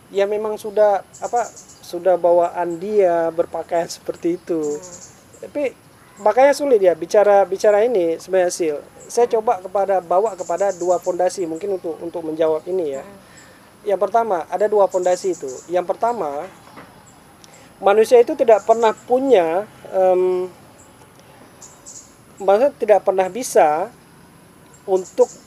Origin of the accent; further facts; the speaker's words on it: Aceh, Indonesia; born there; Saya bisa dipilih, saya nggak mau lahir di Aceh. Cuma punya dua musim.